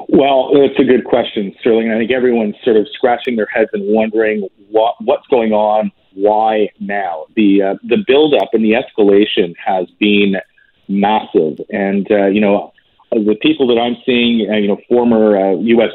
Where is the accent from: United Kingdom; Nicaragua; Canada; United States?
Canada; as a Canadian